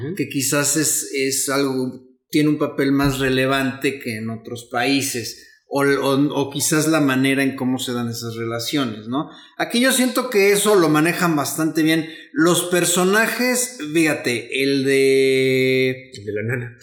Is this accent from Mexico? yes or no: yes; Mexico; los mexicanos somos conocidos por ser buena onda